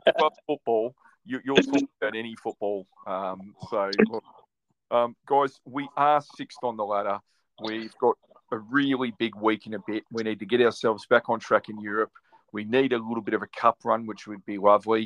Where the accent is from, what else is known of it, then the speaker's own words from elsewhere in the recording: Australia; the Aussie